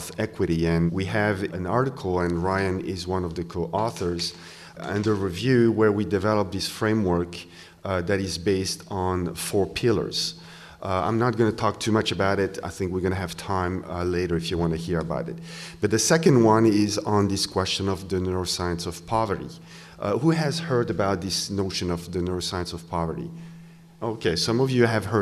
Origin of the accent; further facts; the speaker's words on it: Switzerland; English is a second language; now in Wisconsin, United States; I come from Switzerland, this is why I have a little accent, but I come from a country where everybody's covered.